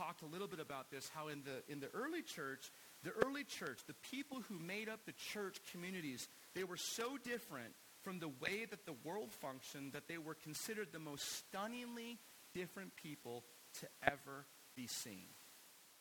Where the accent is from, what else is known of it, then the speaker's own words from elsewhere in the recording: United States; we have as Americans in American culture